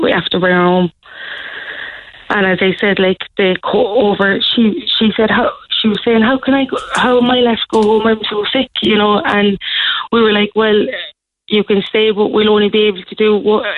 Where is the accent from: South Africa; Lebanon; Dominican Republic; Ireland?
Ireland; Cork, Munster; we're from the North Side ourselves